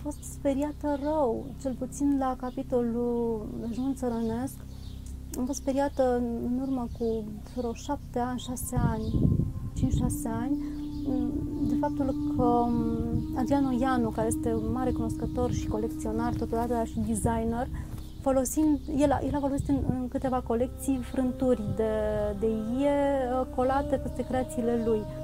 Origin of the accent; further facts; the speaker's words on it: Romania; moved away as an adult; now in Bucharest, Romania; din satul meu